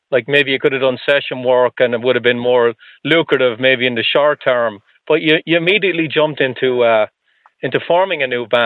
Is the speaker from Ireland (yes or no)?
yes; Ireland; now in United States; So, well, I'm not from here. I'm from Ireland